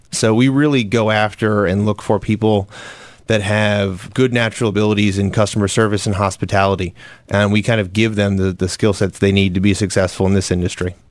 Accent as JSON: {"language": "English", "area": "Lancaster County", "region": "Pennsylvania", "country": "United States", "tie": "born or raised there", "moved": "as an adult", "lives_now": "Philadelphia, United States", "said": "I was born and raised in Lancaster County, grew up there in quite a different environment than I live now"}